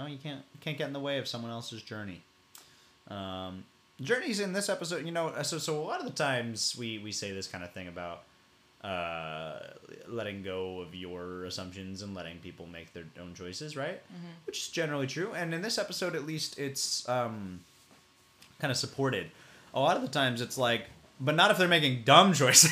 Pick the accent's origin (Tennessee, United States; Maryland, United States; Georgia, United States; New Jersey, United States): Tennessee, United States; Farragut; growing up in Farragut mm, suburb of Knoxville, yep. Tennessee